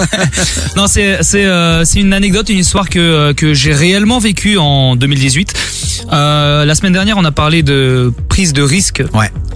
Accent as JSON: {"language": "French", "town": "Brussels", "region": "Brussels-Capital Region", "country": "Belgium", "said": "je viens de Bruxelles comme vous"}